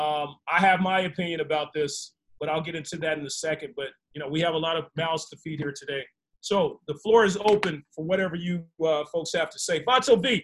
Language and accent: English; Arkansas, United States; I'm from Arkansas